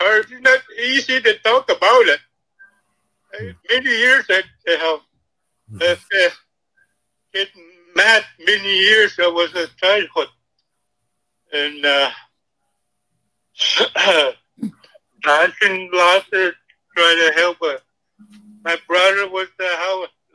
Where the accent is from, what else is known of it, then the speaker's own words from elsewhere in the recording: Canada; English is a second language; I came from Ottawa, Scotia, James Bay